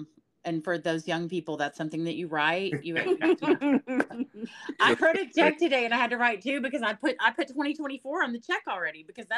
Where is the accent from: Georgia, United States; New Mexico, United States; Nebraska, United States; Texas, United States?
Texas, United States; I'm from Texas. I grew up ranching on my family ranches. I grew up in the beef industry.